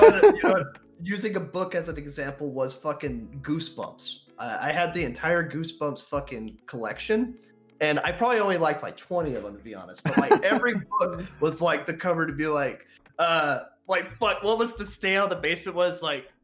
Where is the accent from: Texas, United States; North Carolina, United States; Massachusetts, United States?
Texas, United States; I'm from Texas